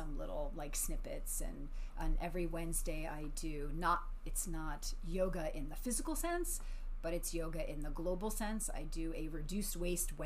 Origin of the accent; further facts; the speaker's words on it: New York, United States; moved away; I was born in New York and raised in New York